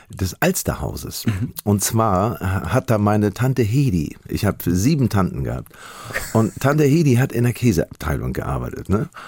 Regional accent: Hamburg, Germany; als Hamburger sind habe ich zwei Seelen in einer Brust.

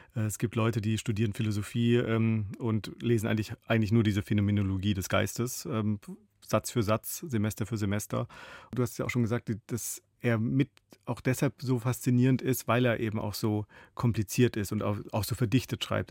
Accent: Baden-Württemberg, Germany; moved away; also born or lived in Berlin; ich bin im Badischen aufgewachsen

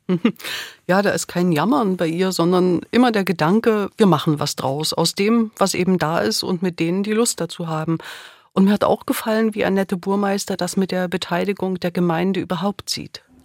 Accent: Dresden, Saxony, Germany; now in Schwerin, Germany; in meiner Heimatstadt in Dresden

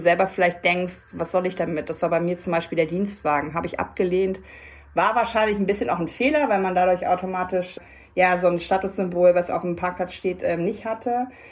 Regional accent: Hamburg, Germany; Als Hamburgerin muss ich natürlich auch sagen, wir leben ja eh in der besten Stadt der Welt

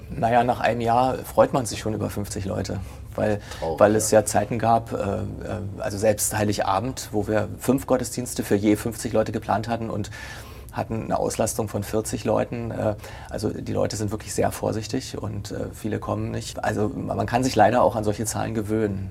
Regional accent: Potsdam, Brandenburg, Germany; Ich bin ja gebürtiger Potsdamer

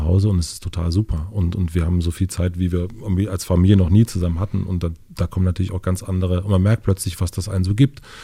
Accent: Kröden, rural Brandenburg, Germany; in dem Dorf, wo ich aufgewachsen bin, Kröden

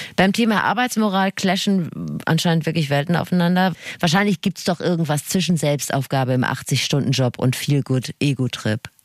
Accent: Rhineland, Germany; ich bin ja Rheinländerin

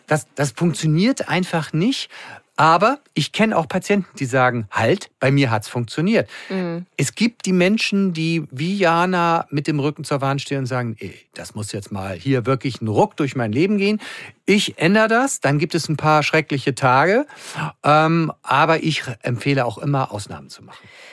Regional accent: Schleswig-Holstein, Germany; now in Hamburg, Germany; als Schleswig-Holsteiner

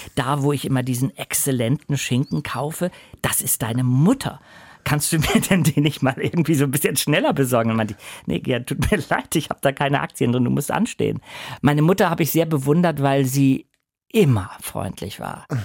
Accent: Hamburg, Germany; ich bin zwar nicht in Hamburg geboren, aber ich bin in Hamburg äh, auf jeden Fall seit, äh, ich weiß nicht, wie alt ich war, sechs Monate oder so aufgewachsen

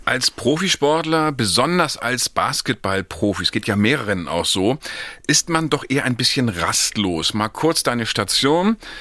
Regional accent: Northern Germany, Germany; als Norddeutscher

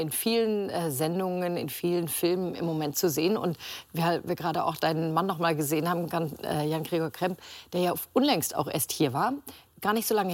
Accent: Hamburg, Germany; ganz tiefe Liebe ähm, nach Hamburg. Ja, das ist halt meine Heimat, muss man so sagen.

